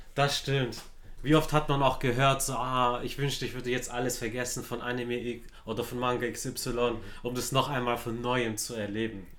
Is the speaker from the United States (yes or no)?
no; Stuttgart, Baden-Württemberg, Germany; Ich bin in Stuttgart-Zuffenhausen zu aufgewachsen